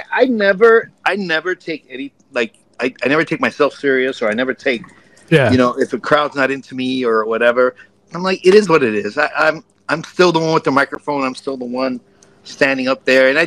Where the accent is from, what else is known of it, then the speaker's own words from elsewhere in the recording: New York, United States; I'm from New York.